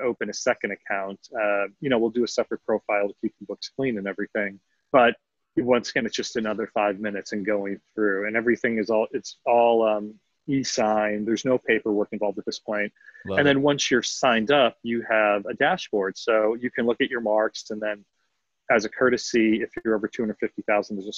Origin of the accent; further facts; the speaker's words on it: Philadelphia, Pennsylvania, United States; now in Austin, United States; I'm from Philadelphia, city of brotherly love